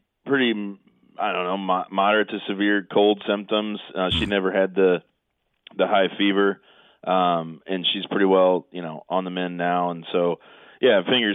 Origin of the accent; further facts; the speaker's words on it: Belleville, Illinois, United States; I grew up in Belleville